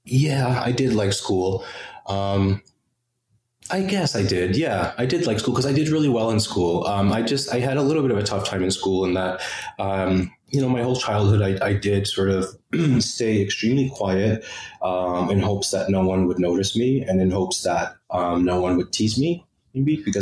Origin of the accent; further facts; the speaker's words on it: New York City, New York, United States; also born or lived in Milford, Connecticut; born and raised in the Bronx